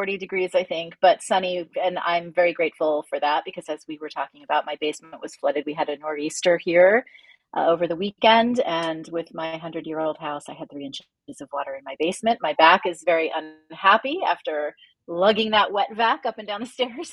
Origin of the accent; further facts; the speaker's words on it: New Jersey, United States; I'm from Jersey, so cursing is the mother tongue here